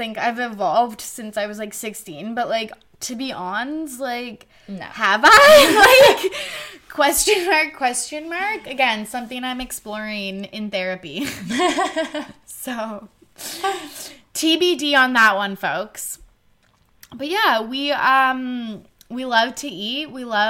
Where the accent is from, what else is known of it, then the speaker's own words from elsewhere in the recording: Canada; And we're Canadian.